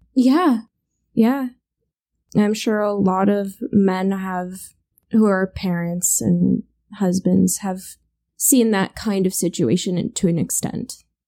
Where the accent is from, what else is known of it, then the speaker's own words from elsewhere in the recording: United States; We're American